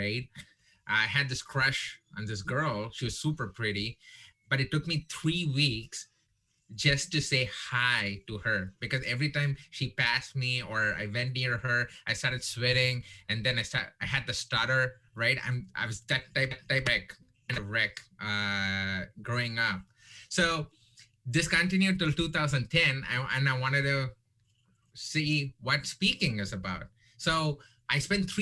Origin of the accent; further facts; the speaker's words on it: India; now in Texas, United States; I'm Indian